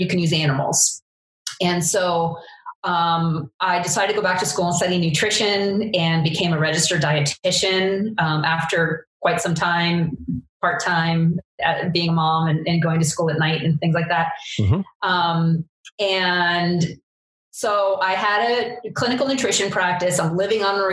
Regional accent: Eastern Long Island, New York, United States; I grew up on Eastern Long Island and worked on farms as my summer job

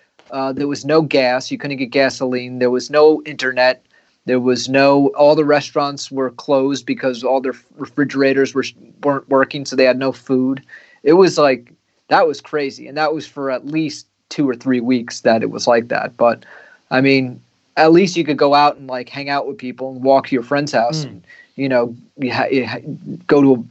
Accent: New York City, New York, United States; as a New Yorker

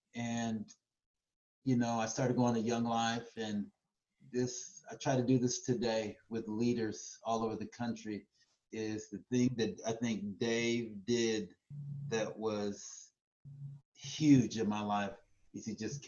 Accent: Louisiana, United States; now in Tacoma, United States; And I grew up in Louisiana and migrated to Tacoma, Washington.

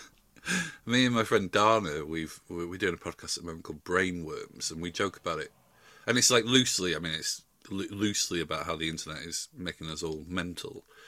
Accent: Yorkshire and the Humber, United Kingdom; moved away as an adult; I'm from South Yorkshire and I've been going home quite a lot recently.

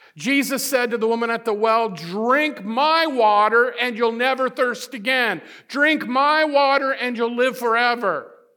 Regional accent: Midwest, United States; I'm a Midwesterner

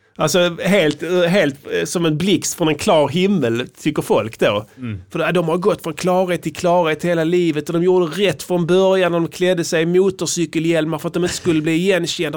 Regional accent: Sweden; som vi svenskar

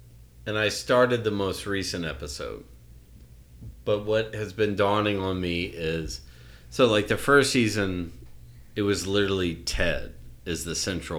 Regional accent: Tennessee, United States; I grew up in Tennessee where the raccoon is the state animal

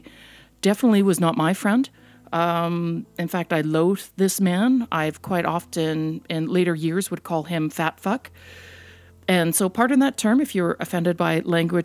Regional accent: Canada; also born or lived in Netherlands; I was born in the Netherlands quite a number of years ago, and we immigrated to Canada when I was just less than a year old

